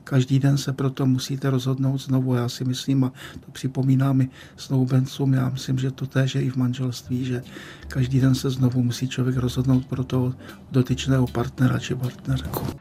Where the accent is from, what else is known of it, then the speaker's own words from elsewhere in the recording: Český Těšín, Moravian-Silesian Region, Czechia; moved away as an adult; now in Prague, Czech Republic; když jsem se vracel z Litoměříc do svého rodného českého Těšína